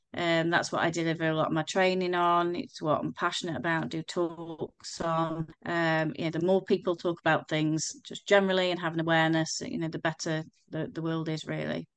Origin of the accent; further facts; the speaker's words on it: Crewe, North West England, United Kingdom; I'm from Crewe, um, I still live in Crewe